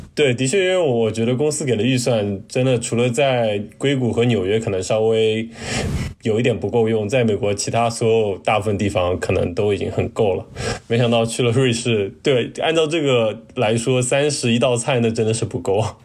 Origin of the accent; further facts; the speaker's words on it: China; 我们中国人过去作为一个程序员